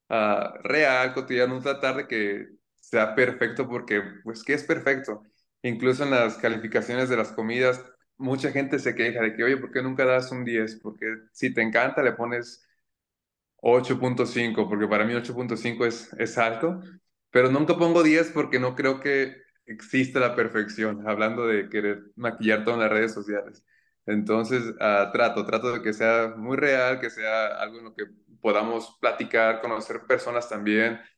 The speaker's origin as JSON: {"language": "Spanish", "town": "Zamora", "region": "Michoacán", "country": "Mexico", "tie": "born or raised there", "said": "tengo 28 años, ah, soy nacido en Zamora, mi familia no es de aquí, mi mamá es de Chiapas, mi papá es de un pueblito que se llama Paracho, de las guitarras, y yo fui el primero que nació aquí en Zamora."}